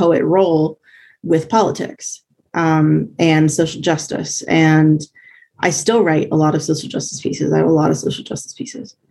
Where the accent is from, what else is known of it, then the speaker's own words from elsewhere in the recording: Columbus, Ohio, United States; moved away as an adult; also born or lived in Virginia; now in North Carolina, United States; I consider myself from Columbus because that's where I grew up most of my life